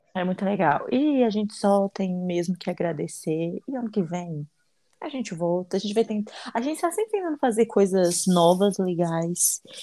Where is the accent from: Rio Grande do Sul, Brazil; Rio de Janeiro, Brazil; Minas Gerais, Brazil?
Minas Gerais, Brazil; Eu não tenho língua presa, eu sou mineira